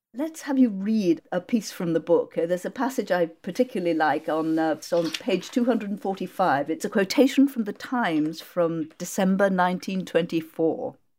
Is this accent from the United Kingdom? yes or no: yes; Worcestershire, West Midlands, United Kingdom; I grew up in Worcestershire and my local M P, Gerald Nabarro of M P for Kidderminster, I grew up three miles from Kidderminster